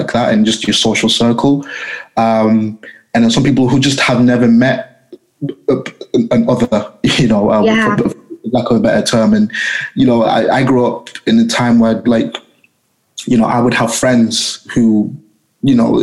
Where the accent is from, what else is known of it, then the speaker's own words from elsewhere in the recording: Leigh, North West England, United Kingdom; I'm from a small town called Lee, which is just outside of Manchester.